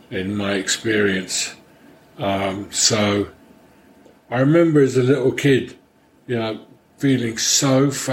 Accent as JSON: {"language": "English", "region": "London", "country": "United Kingdom", "tie": "born or raised there", "moved": "yes", "said": "I grew up in London, although my mother was from Paris. And my father was a Hungarian refugee"}